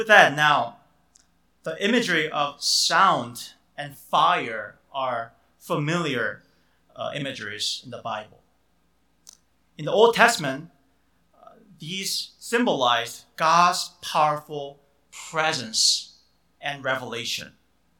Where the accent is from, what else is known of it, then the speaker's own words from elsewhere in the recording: Chicago, Illinois, United States; I grew up in the Chicago area.